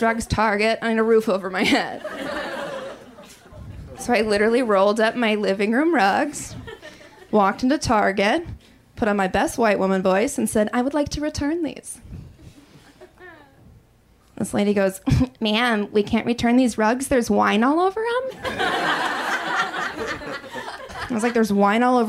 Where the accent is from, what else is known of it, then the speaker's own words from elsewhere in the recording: Wisconsin, United States; I grew up in Wisconsin